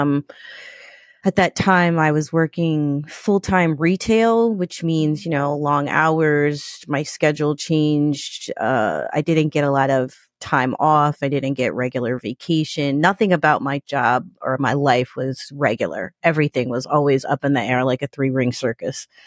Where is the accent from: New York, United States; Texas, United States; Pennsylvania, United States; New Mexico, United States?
New York, United States; I'm from New York